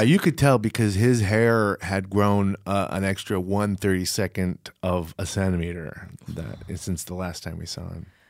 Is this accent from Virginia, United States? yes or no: yes; Virginia, United States; moved away; I grew up in Virginia